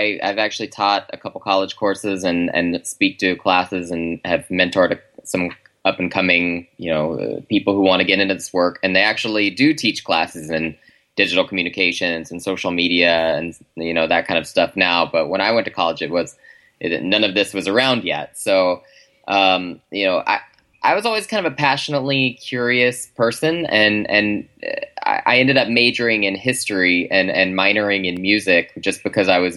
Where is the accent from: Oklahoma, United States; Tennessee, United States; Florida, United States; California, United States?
Oklahoma, United States; moved away; also born or lived in Chicago; I grew up in the South, actually, in Oklahoma.